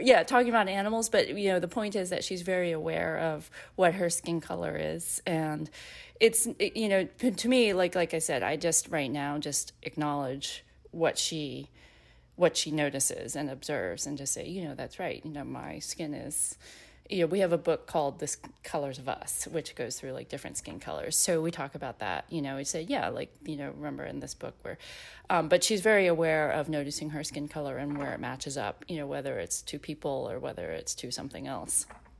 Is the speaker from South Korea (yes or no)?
yes; South Korea; born there; my ethnic heritage is Korean, because I was born in Korea, but I was actually also adopted into a very white family.